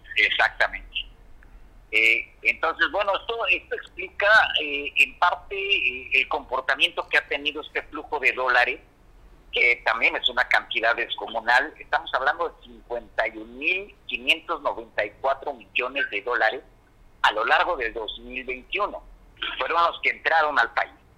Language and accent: Spanish; Mexico